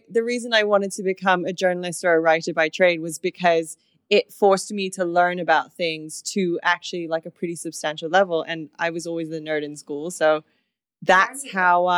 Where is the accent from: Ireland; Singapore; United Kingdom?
Singapore; I'm half English, half Singaporean, but grew up here most of my life